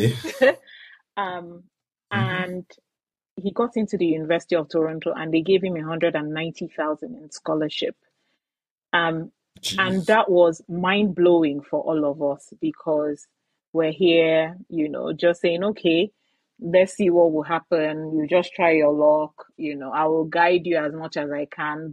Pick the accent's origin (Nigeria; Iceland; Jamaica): Nigeria; Aba, Abia; moved away as an adult; now in Calgary, Canada; I was born and raised in Aba, in in Nigeria